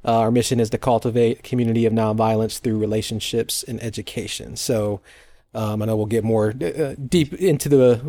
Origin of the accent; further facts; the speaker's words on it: Fort Wayne, Indiana, United States; also born or lived in Atlanta; So I was born and raised here in Fort Wayne, and my wife and I moved away with our daughter back in 2009 to go to Atlanta.